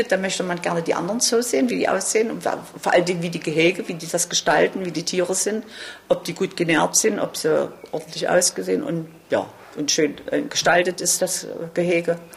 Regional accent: Wroclaw, Lower Silesian Voivodeship, Poland; born there; moved away; Nein, nein, nein. ich bin geflüchtet. Ich bin auch in Breslau geboren.

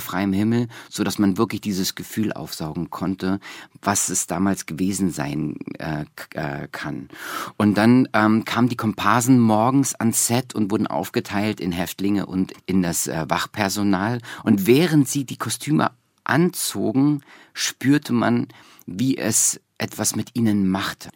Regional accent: East Germany, Germany; moved away; dass ich so als Ossi mit 15 kam die Wende

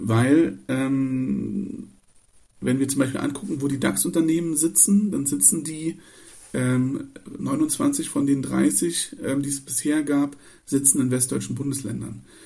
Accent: Berlin, Germany; now in Brandenburg, Germany; Ich bin in Ostberlin geboren, meine Großeltern kommen aus, aus der Prignitz in Brandenburg

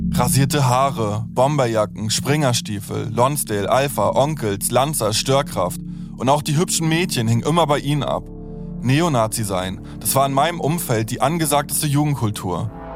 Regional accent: Stralsund, Mecklenburg-Vorpommern, Germany; also born or lived in Leipzig; Ich bin 1988 in Leipzig geboren und dann in Stralsund in einem Plattenbauviertel aufgewachsen.

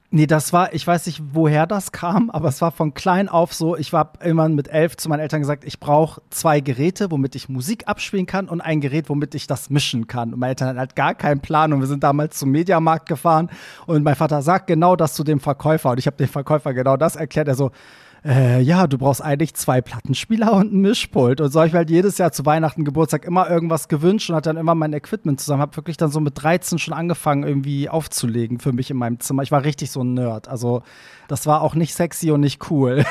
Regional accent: Hamburg, Germany; also born or lived in Iran; Hamburg ist halt immer auch für mich am anstrengendsten, weil das halt meine Heimatstadt ist

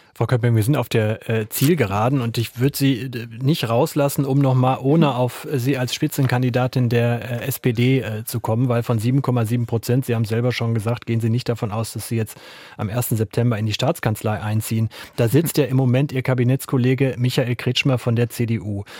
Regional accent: North Rhine-Westphalia, Germany; ich komme aus Nordrhein-Westfalen, äh, meine Heimatstadt

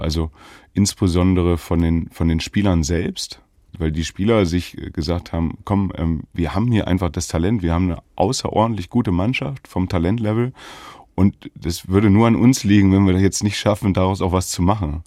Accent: Göttingen, Lower Saxony, Germany; moved away; also born or lived in Jena / Leipzig; ich bin ja in Göttingen geboren und ähm, Göttingen ist eine Basketballstadt, Universitätsstadt. Da ist Fußball gar nicht groß

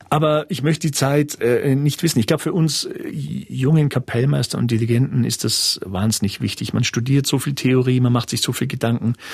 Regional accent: Munich, Bavaria, Germany; Jetzt bin ich Münchner und ich habe natürlich in meiner Jugend sehr viel Celebidake mitbekommen.

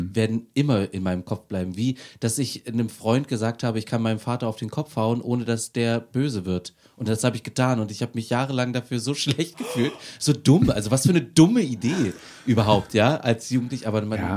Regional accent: Aschersleben, Saxony-Anhalt, Germany; Aus Aschersleben.

